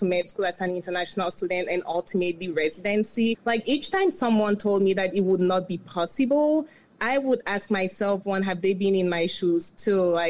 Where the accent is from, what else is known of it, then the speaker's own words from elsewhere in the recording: Yaoundé, Centre, Cameroon; moved away as an adult; now in United States; I'm originally from Yaoundé, Cameroon, and I moved to the U.S. for college